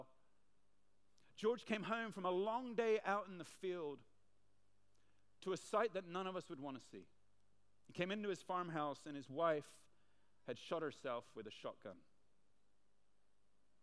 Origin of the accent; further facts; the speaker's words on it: Hong Kong; Now, I'm from Hong Kong. I've lived here most of my life.